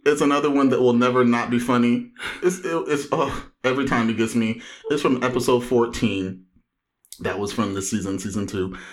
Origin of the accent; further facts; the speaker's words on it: Anaheim, California, United States; hailing from the mean streets of Anaheim.